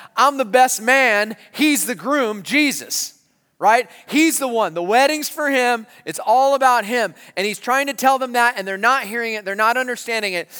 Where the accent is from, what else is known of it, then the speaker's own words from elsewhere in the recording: San Marcos, California, United States; when I was a kid growing up in San Marcos, California